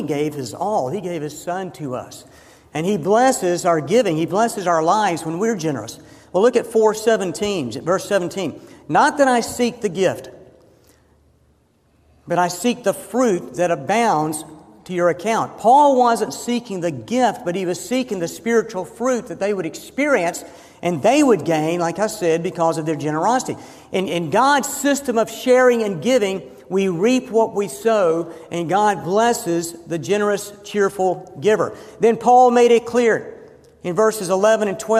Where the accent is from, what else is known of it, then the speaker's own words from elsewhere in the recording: Georgia, United States; moved away as an adult; also born or lived in Fort Worth, Texas / Indianapolis, Indiana; this Georgia boy doing up here in all these northern cities?